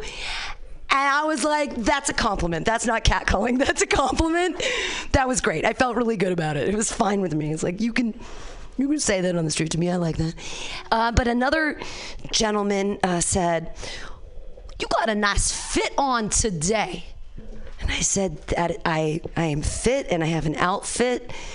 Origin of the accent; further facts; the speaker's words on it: Danville, California, United States; I grew up in Danville here